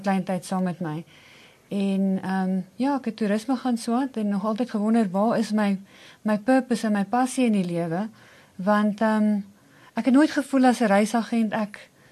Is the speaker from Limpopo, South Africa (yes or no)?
no; Pretoria, Gauteng, South Africa; ek is nog my hele lewe Pretoria meisie. Ek is hier gebore en ek het hier groot geword.